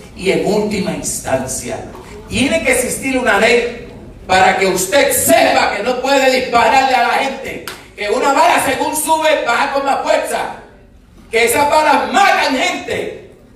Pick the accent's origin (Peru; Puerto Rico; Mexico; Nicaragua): Puerto Rico; Nosotros somos parte de Puerto Rico